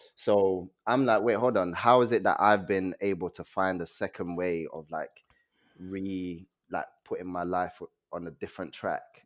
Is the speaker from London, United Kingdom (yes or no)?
yes; London, United Kingdom; also born or lived in Nigeria; I was born in Nigeria. Um, I came to this country when I was seven. I lived in Peckham, North Peckham Estate